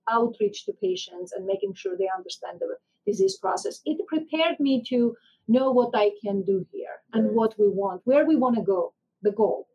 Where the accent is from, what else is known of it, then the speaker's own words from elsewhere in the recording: Armenia; moved away as an adult; now in United States; I was born and raised in Armenia